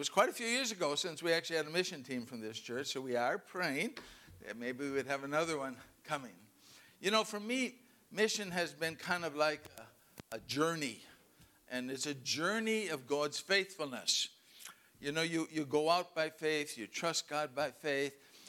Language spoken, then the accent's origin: English; Canada; Remember, I'm Canadian. This is the best place in the world.